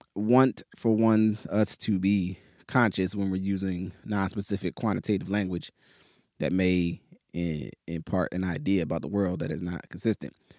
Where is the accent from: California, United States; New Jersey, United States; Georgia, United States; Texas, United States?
New Jersey, United States; also born or lived in Pittsburgh, United States; now in Portland, United States; growing up in New Jersey and then living in Pittsburgh for ten years